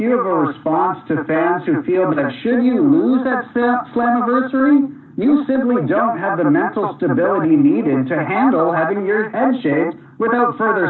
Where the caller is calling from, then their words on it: Toronto, Ontario, Canada; from SE Scoops, and …, I'm calling from Toronto